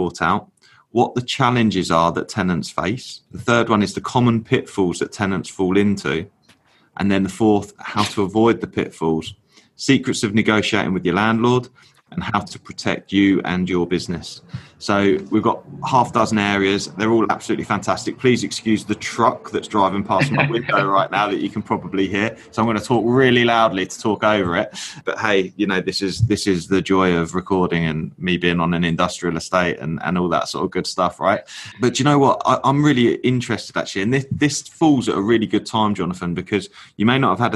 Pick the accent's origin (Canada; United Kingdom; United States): United Kingdom; England; I'm a proper Southerner